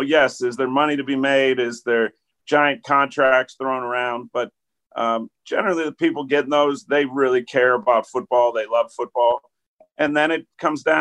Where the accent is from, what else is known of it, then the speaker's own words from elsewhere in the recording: Pittsburgh, Pennsylvania, United States; moved away as an adult; growing up in Pittsburgh